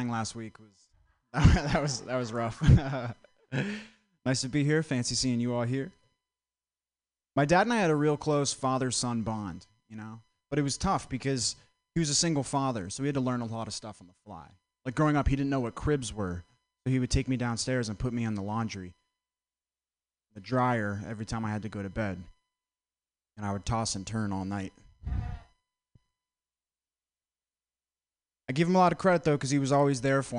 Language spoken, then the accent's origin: English; Vermont, United States; I'm from Vermont